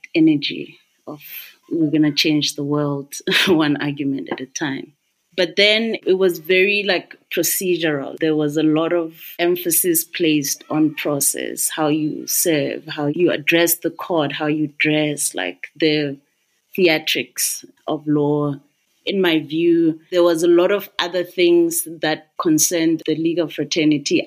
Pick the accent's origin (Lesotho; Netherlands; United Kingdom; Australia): Lesotho; Maseru, Maseru District; I'm from Maseru